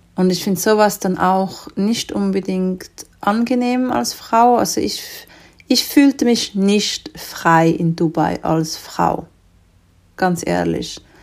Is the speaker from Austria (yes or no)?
no; Switzerland; bei uns in der Schweiz